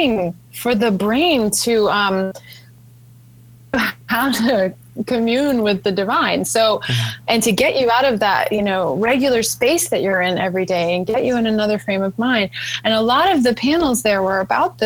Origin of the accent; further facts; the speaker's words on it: New Orleans, Louisiana, United States; moved away; growing up in New Orleans, the air that I breathed, it's a haunted culture